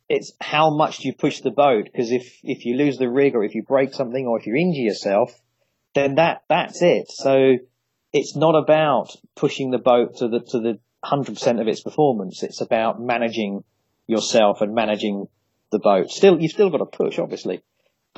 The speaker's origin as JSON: {"language": "English", "town": "Ramsgate", "region": "South East England", "country": "United Kingdom", "tie": "born or raised there", "said": "I grew up in Ramsgate in Kent"}